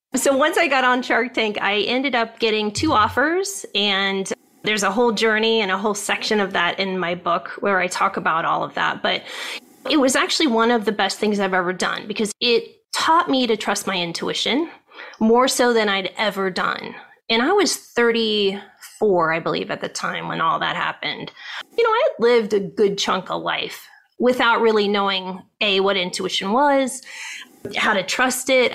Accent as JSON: {"language": "English", "region": "Ohio", "country": "United States", "tie": "born or raised there", "moved": "as an adult", "lives_now": "California, United States", "said": "I grew up in Ohio"}